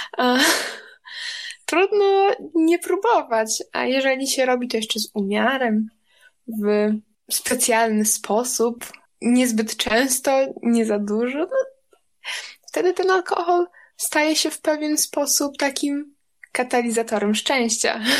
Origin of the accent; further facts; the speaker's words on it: Podlaskie Voivodeship, Poland; jestem niziołkiem, zielarzem z Podlasia